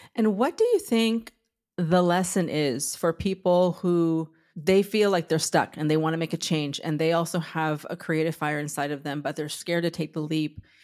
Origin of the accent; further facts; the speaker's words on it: Southern California, United States; moved away as an adult; now in New York, United States; I'm from Southern California myself, and I've been in New York for 24 years